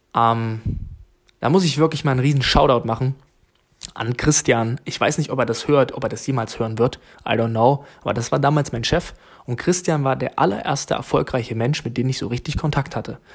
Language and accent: German; Jena, Thuringia, Germany; moved away as an adult; now in Bremen, Germany; aus Jena, okay? Meine Eltern leben in Thüringen